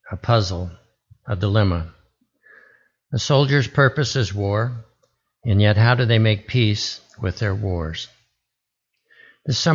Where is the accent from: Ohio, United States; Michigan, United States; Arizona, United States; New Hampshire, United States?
Arizona, United States; born there; also born or lived in Alaska; I was born in Arizona and attended nine different schools in six different western states, from Arizona to Alaska. I found myself attending middle school in the territory of Alaska, which became a state while I was there